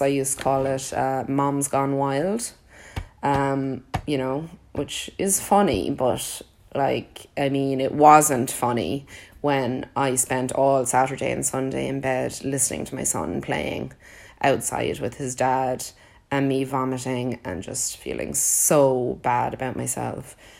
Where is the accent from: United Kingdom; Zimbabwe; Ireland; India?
Ireland; I grew up in Ireland